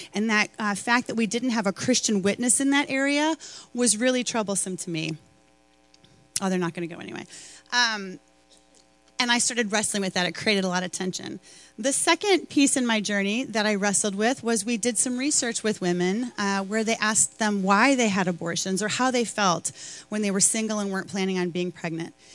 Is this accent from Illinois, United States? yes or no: yes; Chicago, Illinois, United States; I'm from Chicago